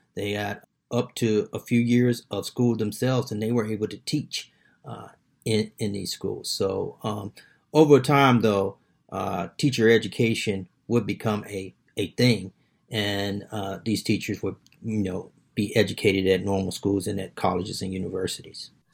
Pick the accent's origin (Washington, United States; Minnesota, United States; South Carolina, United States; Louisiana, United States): South Carolina, United States; being from South Carolina, even in my hometown